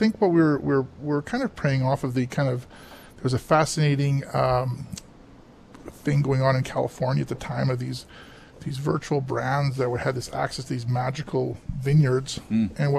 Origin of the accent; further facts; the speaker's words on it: Oliver, British Columbia, Canada; I'm third generation here now. Family, I was born and raised in Oliver